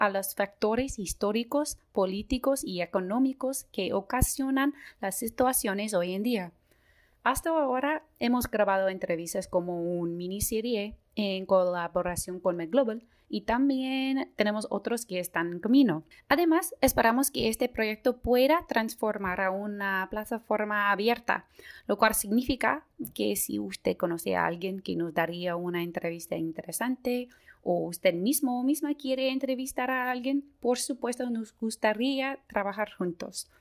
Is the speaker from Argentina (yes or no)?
no; United States; accent: gringo; Spanish is a second language; mi acento es tan gringo y yo sé que me equivoco mucho con español